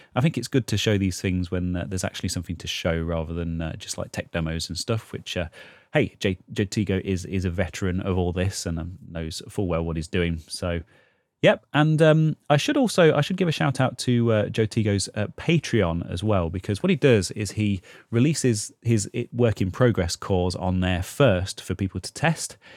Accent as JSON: {"language": "English", "town": "Leicester", "region": "East Midlands", "country": "United Kingdom", "tie": "born or raised there", "said": "Leicester, which is kind of my hometown in the U K"}